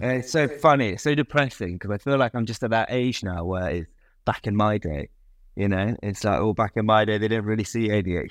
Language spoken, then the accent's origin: English; United Kingdom; of being British, I think. Being a British